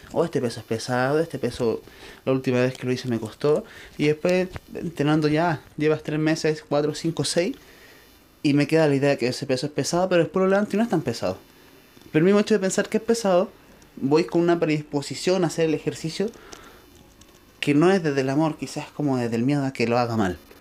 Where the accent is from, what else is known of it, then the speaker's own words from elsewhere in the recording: Chile; yo soy de Chile